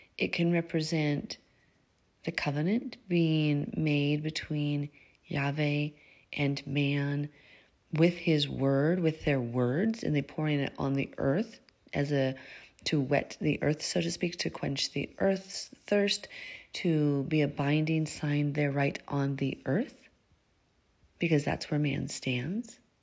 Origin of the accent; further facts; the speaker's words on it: Montana, United States; moved away as an adult; also born or lived in Minnesota; I grew up in Montana